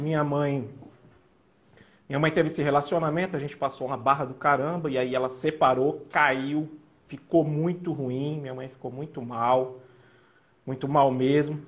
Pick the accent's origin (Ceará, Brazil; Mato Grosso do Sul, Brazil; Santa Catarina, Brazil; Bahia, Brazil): Mato Grosso do Sul, Brazil; also born or lived in São Paulo; eu, em torno de 10 anos, eu vim para o MS.